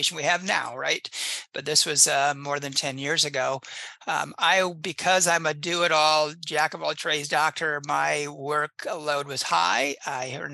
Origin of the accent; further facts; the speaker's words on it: Indiana, United States; I grew up in Indiana and I practice in the same little county that I grew up in.